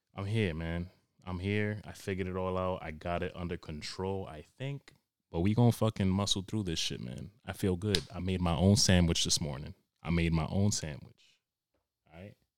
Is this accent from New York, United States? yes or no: yes; New York, United States; now in Cranston, United States; I'm originally from New York